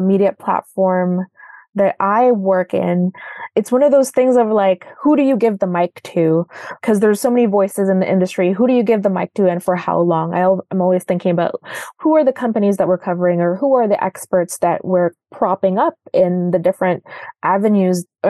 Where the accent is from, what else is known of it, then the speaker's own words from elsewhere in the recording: Toronto, Ontario, Canada; also born or lived in Makati City, Philippines; I was born in Makati City, which is part of the greater Manila area. I moved to Canada. I moved to Toronto in 2001. I was 9 years